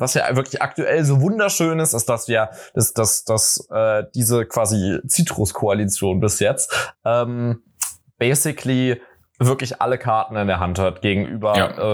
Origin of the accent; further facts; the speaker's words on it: Berlin, Germany; weil ich komme ja aus Berlin. So, ich verstehe mich halt als Berliner und als halt Westberliner